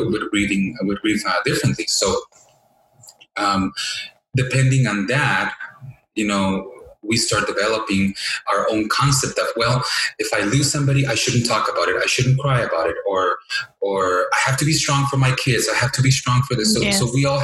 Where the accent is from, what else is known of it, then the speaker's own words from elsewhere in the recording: Mexico; I was raised in Mexico, so I remember, in elementary school, building altars